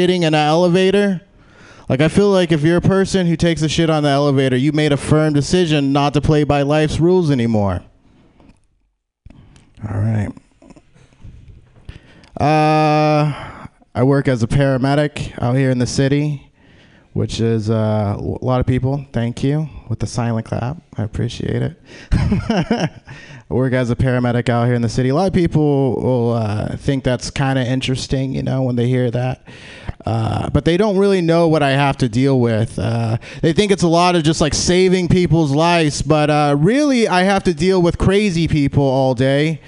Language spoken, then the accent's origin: English; Lathrop, California, United States; I grew up out in Lathrop, close